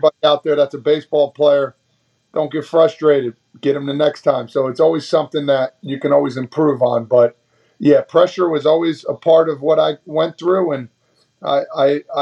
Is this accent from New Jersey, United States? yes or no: yes; Toms River, New Jersey, United States; it's a fun-loving town. Everybody plays sports: basketball, baseball, football